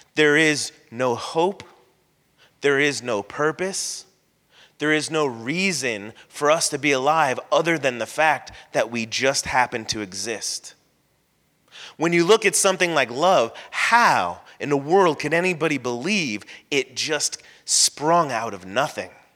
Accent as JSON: {"language": "English", "region": "Florida", "country": "United States", "tie": "born or raised there", "said": "I grew up in Florida, so I can, I wasn't born here, but I consider myself a Florida boy"}